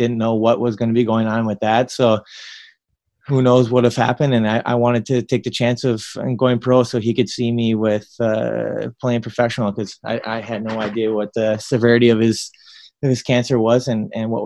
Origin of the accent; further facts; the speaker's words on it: Minnesota, United States; when I was at Duluth, I'm playing in my home state